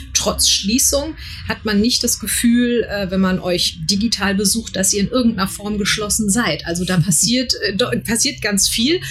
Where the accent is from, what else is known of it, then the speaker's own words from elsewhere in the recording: Frankfurt, Hesse, Germany; ich bin auch gebürtige Frankfurterin